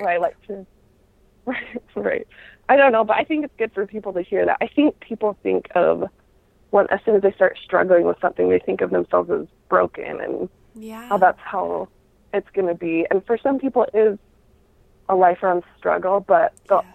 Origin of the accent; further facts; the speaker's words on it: Utah, United States; I grew up in Utah where that was that was the norm